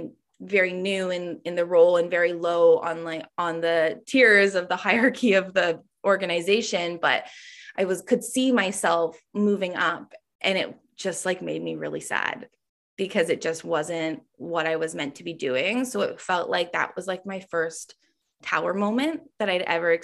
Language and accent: English; Ontario, Canada; when I moved back to my hometown, which is like a small, I want to say it's a small town in Ontario, Canada, but it's a city